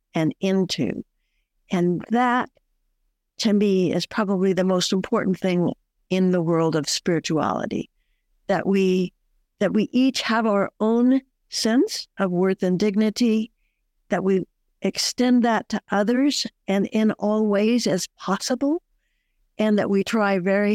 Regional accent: Bakersfield, California, United States; moved away as an adult; also born or lived in Flagstaff, Arizona; I'm also a native of Bakersfield and went away to school in Flagstaff, Arizona

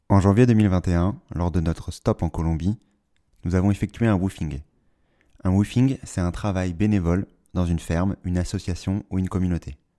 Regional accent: Paris, Île-de-France, France; born there; Je suis né à Paris et la nature a été, pendant la majorité de ma jeunesse, la dernière de mes préoccupations.

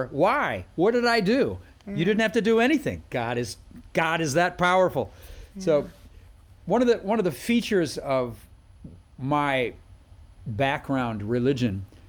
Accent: Minnesota, United States; born there; also born or lived in Wisconsin / Iowa / South Dakota; Yes. Well, my family moved around a lot, and Wisconsin was one of the states. Minnesota, I was born there, and Iowa, South Dakota.

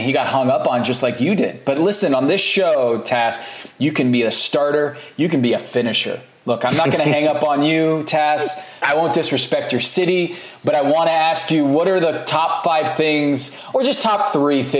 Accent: United States; as an American

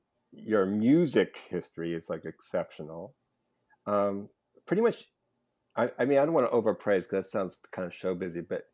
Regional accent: Los Angeles, California, United States; accent: Los Angeles; I try to stay with my Los Angeles accent because I'm born and raised here.

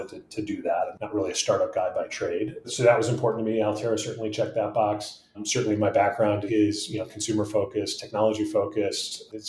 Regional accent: Midwest, United States; I'm a Midwesterner. Chicago's the big town that we aspired to be a part of when we were growing up

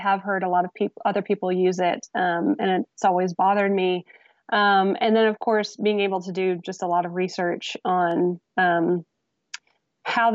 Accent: United States; also born or lived in Mexico / Honduras; me as an outsider, I'm from the United States. I'm a white woman

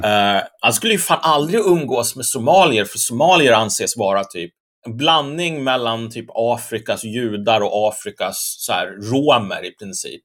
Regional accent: Sweden

